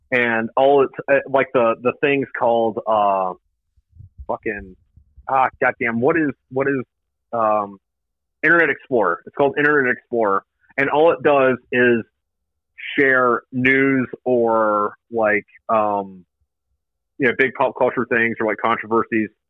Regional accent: Jacksonville, Florida, United States; moved away; also born or lived in Akron, Ohio; I'm originally from Florida, and then i lived in Ohio for a bit.

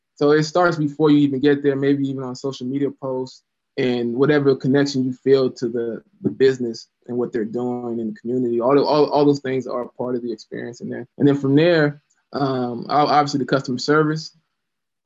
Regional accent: Louisiana, United States; also born or lived in Florida; now in Columbus, United States; I'm from the South, grew up in Louisiana, moved to Florida

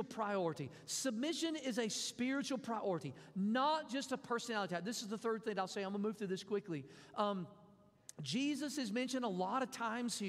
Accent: Mississippi, United States; I'm from Mississippi

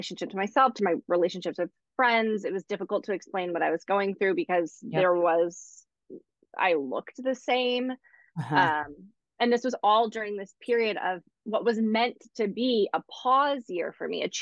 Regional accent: East Coast, United States; now in Los Angeles, United States; I'm from the East Coast.

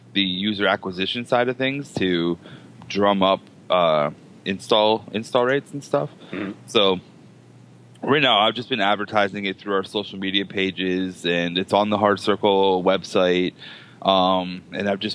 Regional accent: Hamilton, Ontario, Canada; I'm Hamiltonian

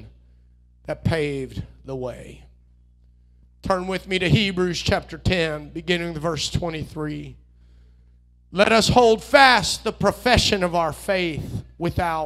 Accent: United States; I was raised here in the United States

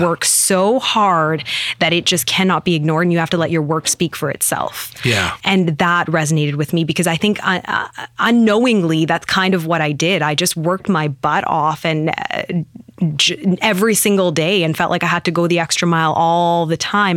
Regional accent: Penticton, British Columbia, Canada; Penticton, born and raised there.

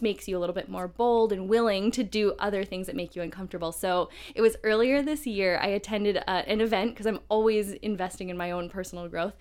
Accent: Midwest, United States; I grew up in the Midwest

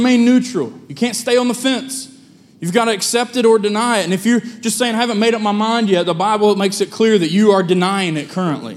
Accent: United States; I'm from Lincoln County

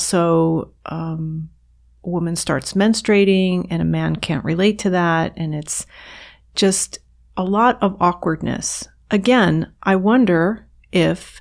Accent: New York, United States; I grew up in right outside of New York City

